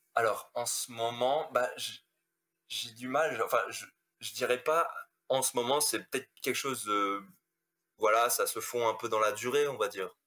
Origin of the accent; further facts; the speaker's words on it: Strasbourg, Grand Est, France; moved away as an adult; now in Lyon, France; je suis originaire d'Alsace, je suis originaire de Strasbourg, voilà, où j'ai passé toute ma vie là-bas.